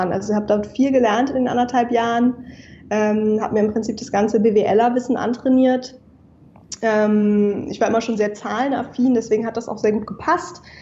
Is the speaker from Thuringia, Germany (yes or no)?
no; Hamburg, Germany; now in Berlin, Germany; Ich bin ähm, 27 Jahre alt. Ich komme aus Hamburg, um einmal kurz die, ja. die Fakten ähm, auf den Tisch zu legen. Ich sitze aber gerade in Berlin.